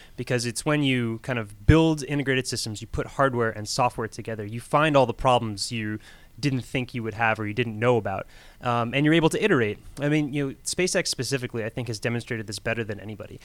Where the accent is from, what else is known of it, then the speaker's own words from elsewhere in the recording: Florida, United States; moved away as an adult; also born or lived in New York; now in Georgia, United States; I was born in New York, but grew up in Florida